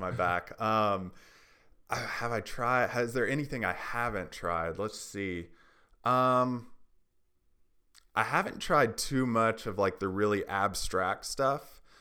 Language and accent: English; Tennessee, United States; also born or lived in Haiti; I'm from Tennessee